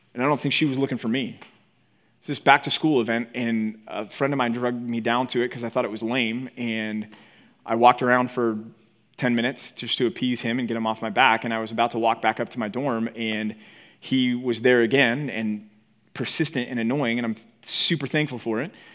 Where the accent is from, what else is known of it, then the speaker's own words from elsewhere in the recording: Texas, United States; moved away as an adult; also born or lived in Philadelphia; now in California, United States; growing up in Texas